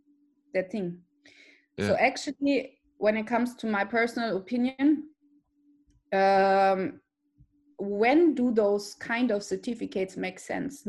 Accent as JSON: {"language": "English", "country": "Austria", "said": "Austria, my home country"}